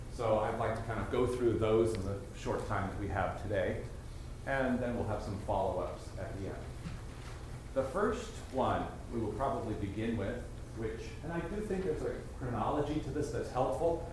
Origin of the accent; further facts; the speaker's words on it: Washington, District of Columbia, United States; I'm from Washington, D.C.